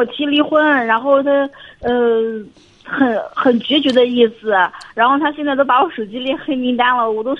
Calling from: Anhui, China; 我在本着我在安徽，我们安徽这边上班。

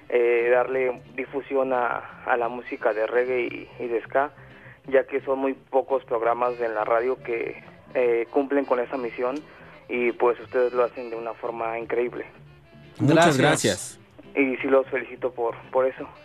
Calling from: Puebla, Mexico; De Puebla.

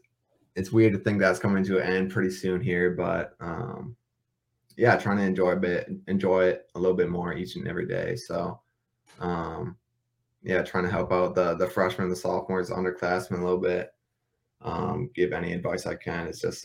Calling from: Minneapolis, Minnesota, United States; From Minneapolis, Minnesota.

